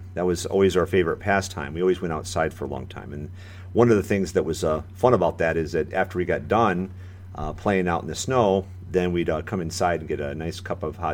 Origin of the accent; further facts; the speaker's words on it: Michigan, United States; moved away as an adult; now in Florida, United States; I'm born and raised from Michigan, where it gets pretty cold in the wintertime